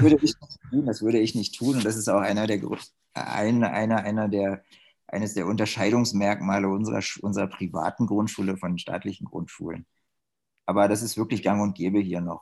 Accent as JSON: {"language": "German", "country": "Germany", "moved": "as an adult", "lives_now": "China", "said": "als Deutscher"}